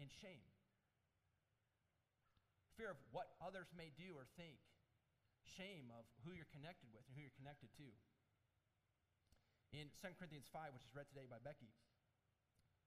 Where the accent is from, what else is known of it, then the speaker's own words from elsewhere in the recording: Michigan, United States; when I grew up in Michigan